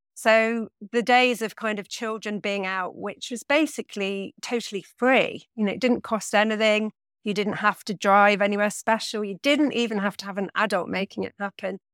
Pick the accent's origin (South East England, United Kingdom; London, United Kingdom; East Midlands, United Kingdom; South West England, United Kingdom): East Midlands, United Kingdom; Nottingham; now in Bristol, United Kingdom; I grew up in Nottingham, in the middle of the city